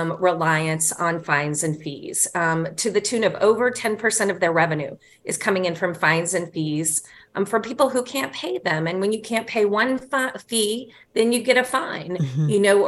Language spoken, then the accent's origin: English; the South, United States; Well, Rose, I'm a Southerner. You know, things take time.